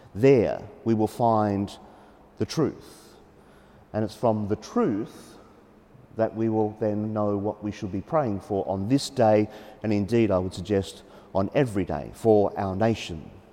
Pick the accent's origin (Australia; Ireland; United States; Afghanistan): Australia; as Australian Catholics